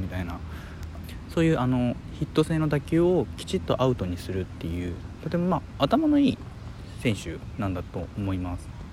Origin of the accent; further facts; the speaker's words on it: Hiroshima, Japan; 広島生まれ広島県民ですよ